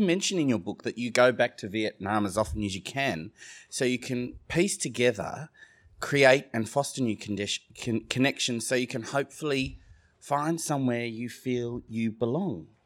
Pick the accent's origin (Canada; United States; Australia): Australia; Sydney, New South Wales; accent: Australian; I grew up in Australia